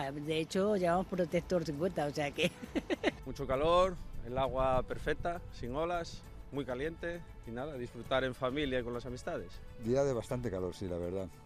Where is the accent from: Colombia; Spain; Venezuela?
Spain; Basque Country; Nosotros somos de, de Euskal Herria